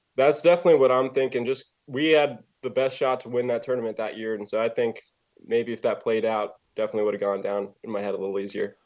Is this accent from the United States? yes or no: yes; Overland Park, Kansas, United States; I'm from Overland Park